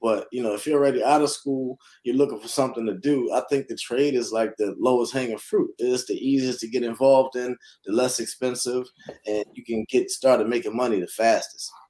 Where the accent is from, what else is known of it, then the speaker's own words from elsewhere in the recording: Philadelphia, Pennsylvania, United States; moved away; born and raised in Philadelphia, North Philadelphia to be exact